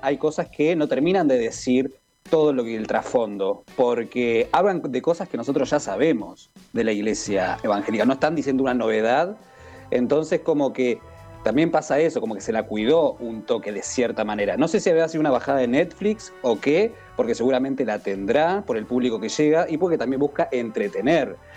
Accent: Argentina; uno como argentino

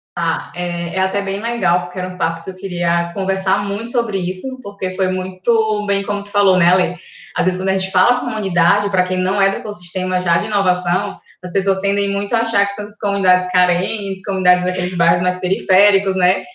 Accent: São Luís, Maranhão, Brazil; Sou daqui

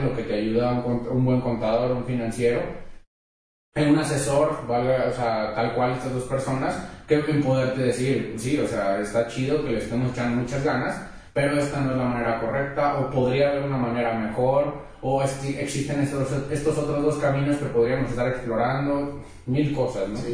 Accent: Mexico; los que somos de México

